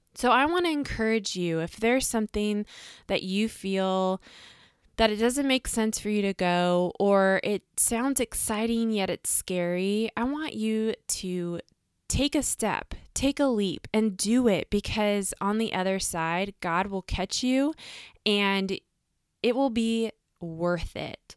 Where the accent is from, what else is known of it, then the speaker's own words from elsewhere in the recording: United States; us as the American girls